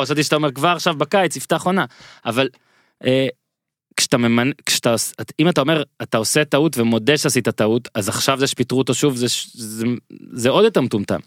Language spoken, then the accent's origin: Hebrew; Israel